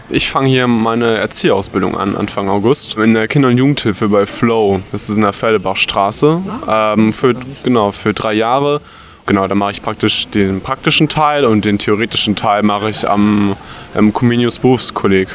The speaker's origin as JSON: {"language": "German", "town": "Magdeburg", "region": "Saxony-Anhalt", "country": "Germany", "moved": "as an adult", "lives_now": "Witten, Germany", "said": "ich aus Sachsen-Anhalt, aus Magdeburg"}